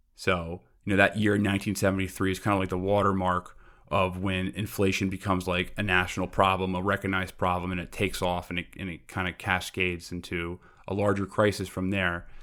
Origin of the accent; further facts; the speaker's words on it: New York City, New York, United States; also born or lived in Brooklyn / Long Island; I'm from Queens originally